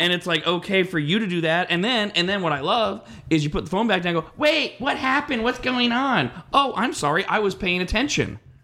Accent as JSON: {"language": "English", "region": "West Coast", "country": "United States", "said": "I'm from the West Coast"}